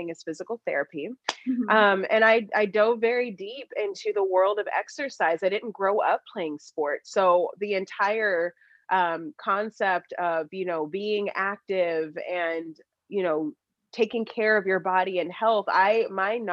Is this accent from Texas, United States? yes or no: yes; Dallas, Texas, United States; I'm from Dallas, Texas